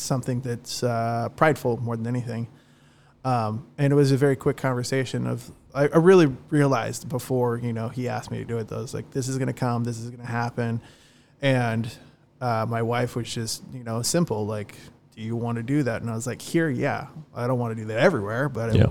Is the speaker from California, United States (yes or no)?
yes; Long Beach, California, United States; moved away as an adult; also born or lived in Dana Point, California; now in South Orange County, United States; I love Long Beach, it's my hometown.